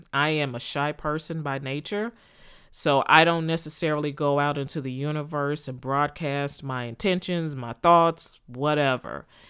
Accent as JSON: {"language": "English", "region": "Texas", "country": "United States", "tie": "born or raised there", "also_born_or_lived": "Philadelphia, Pennsylvania", "moved": "as an adult", "said": "to move from Texas, my home state, to Pennsylvania"}